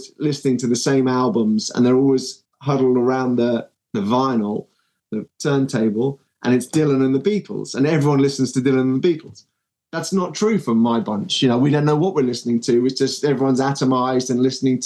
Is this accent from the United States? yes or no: no; United Kingdom; despite being a Brit